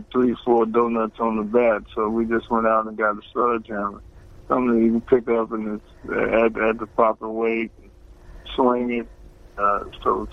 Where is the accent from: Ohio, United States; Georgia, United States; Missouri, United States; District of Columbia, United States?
Ohio, United States; Cincinnati; it was my hometown